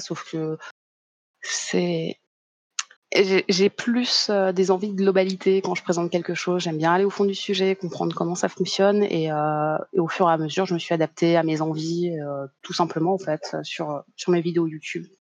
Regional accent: Paris, Île-de-France, France; à la base, je viens de Paris, la grande capitale

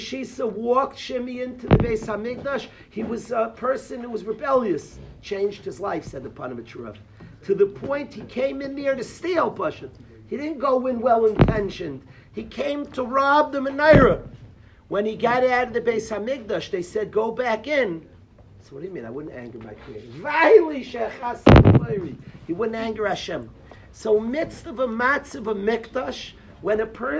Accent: Far Rockaway, New York, United States; I grew up in Farakway

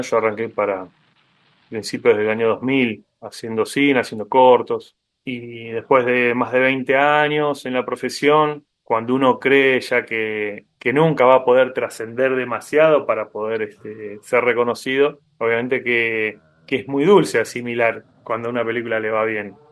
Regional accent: Argentina; como latinoamericano y sobre todo como argentino

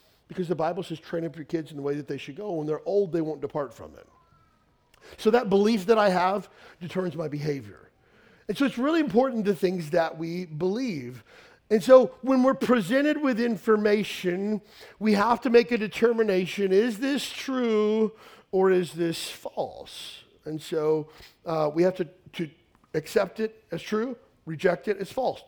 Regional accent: Western Kentucky, United States; I grew up in Western Kentucky, a small town of about 4,000 people, redneck town

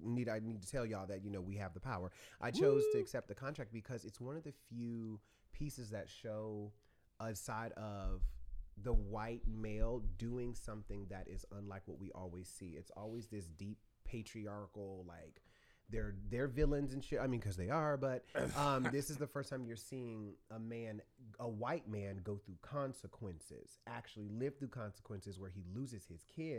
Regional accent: Newport News, Virginia, United States; I'm originally from Virginia. Ooh. Let it be known. Newport News 757.

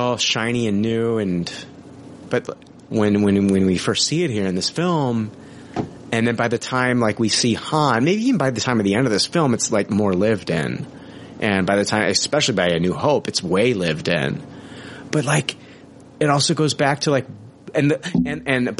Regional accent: Canada; accent: Canadian; my Canadian accent

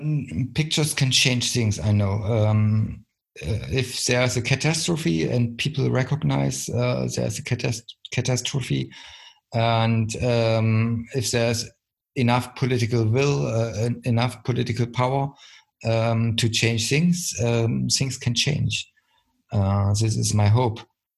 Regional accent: East Germany, Germany; English is a second language; I mean, I come from the East, East Germany, so I recognized 40 years, I lived 14 years in the dictatorship, GDR

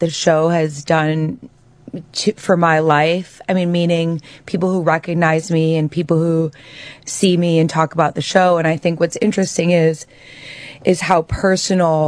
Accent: Chicago, Illinois, United States; I'm from Chicago, and I come from a blue-collar background

